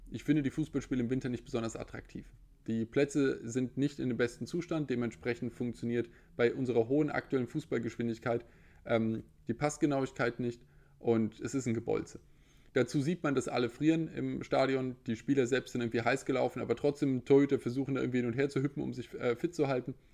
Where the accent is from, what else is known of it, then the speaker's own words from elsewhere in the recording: Frankfurt, Hesse, Germany; Ich als Frankfurter spreche da als quasi äh, Nutznießer der Situation.